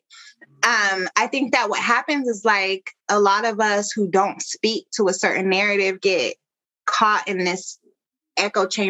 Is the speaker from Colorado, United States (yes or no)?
yes; Denver, Colorado, United States; growing up in Denver